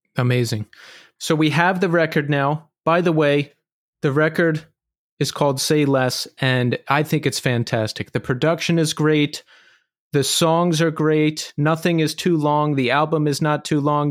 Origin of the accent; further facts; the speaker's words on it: just outside of Philadelphia, Pennsylvania, United States; I grew up in Pennsylvania outs-, just outside of Philadelphia